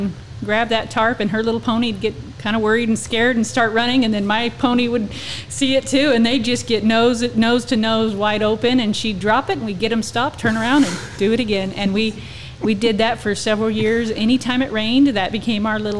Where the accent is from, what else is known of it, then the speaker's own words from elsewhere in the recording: Arizona, United States; moved away as an adult; also born or lived in Texas; now in Oklahoma, United States; So I'm originally from Arizona, and born and raised, and we've previously were in Texas prior to moving